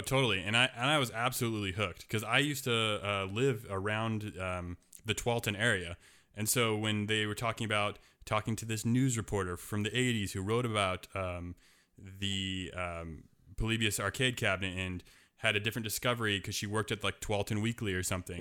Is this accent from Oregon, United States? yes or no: yes; Portland, Oregon, United States; my hometown is Portland, Oregon